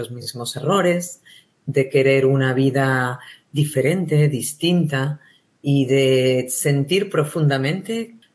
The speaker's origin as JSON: {"language": "Spanish", "country": "Spain", "accent": "Spanish", "said": "a las personas le atraía muchísimo mi acento, mi acento español."}